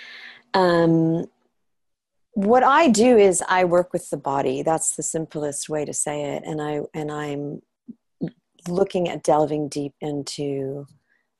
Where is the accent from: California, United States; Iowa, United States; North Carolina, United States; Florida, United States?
California, United States; Los Angeles; moved away as an adult; also born or lived in Europe; I'm from Los Angeles and from California